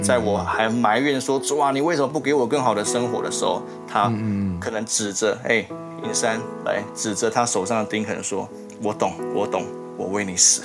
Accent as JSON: {"language": "Chinese", "region": "southern Taiwan", "country": "Taiwan", "also_born_or_lived": "Kaohsiung", "said": "我跟我妈妈在高雄，对，啊，我来自南部，对，对，呃，在高雄不断地流浪每一间教会"}